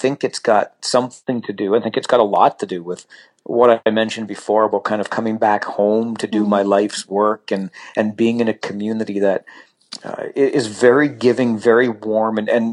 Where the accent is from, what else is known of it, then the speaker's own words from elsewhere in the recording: Kitchener, Ontario, Canada; moved away as an adult; also born or lived in Salmon Arm, British Columbia / Toronto; come back to my hometown, which is Kitchener